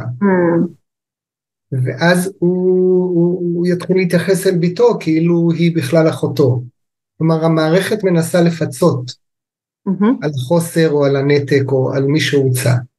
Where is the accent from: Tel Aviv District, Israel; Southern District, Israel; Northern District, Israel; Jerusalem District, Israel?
Northern District, Israel; Kibbutz Amiad; also born or lived in England / United States / Japan; now in Lehavot HaBashan, Israel; אני במקורי יליד קיבוץ עמיעד